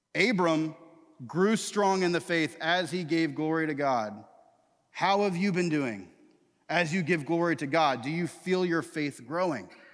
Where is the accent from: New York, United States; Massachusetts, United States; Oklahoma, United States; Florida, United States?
Florida, United States; Tallahassee; I grew up in Tallahassee, Florida